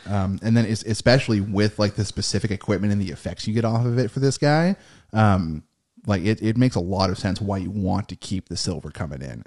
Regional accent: United States; we are American

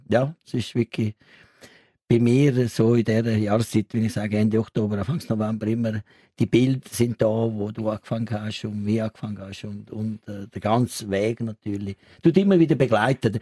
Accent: south of Rome, Lazio, Italy; German is a second language; moved away as an adult; now in Switzerland; ich dort eine Lehre gemacht, ich bin Elektromechaniker, das habe ich gelernt und, und ich habe dort wirklich eine grosse Agglomeration Rom, so also südlich von Rom

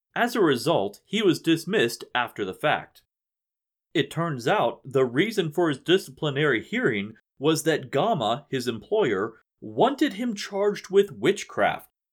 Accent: West Virginia, United States; my home state of West Virginia

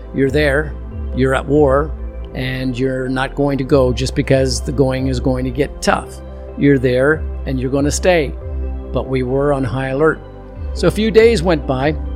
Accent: Canada; I'm from Canada

